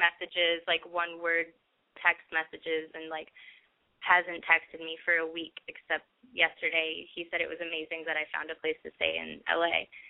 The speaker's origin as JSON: {"language": "English", "town": "Minneapolis", "region": "Minnesota", "country": "United States", "said": "I'm from Minneapolis, and I'm 20."}